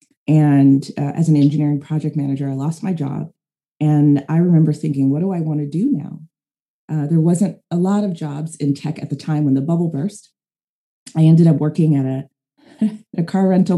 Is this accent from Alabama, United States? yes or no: no; San Jose, California, United States; I am from San Jose, California. I'm from the Bay Area